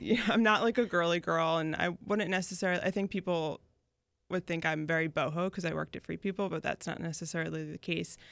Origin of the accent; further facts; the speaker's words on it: Newtown, Pennsylvania, United States; moved away as an adult; also born or lived in Philadelphia; now in Jacksonville Beach, United States; from Newtown, Bucks County. So it's about, like, forty minutes outside of the city. Um, that's where I grew up.